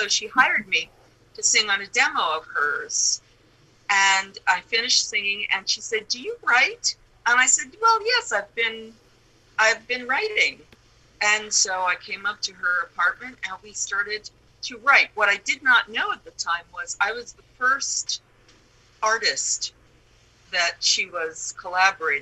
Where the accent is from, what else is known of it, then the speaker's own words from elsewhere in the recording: New York City, New York, United States; growing up in the Bronx in Manhattan was just the perfect place to be surrounded by adventures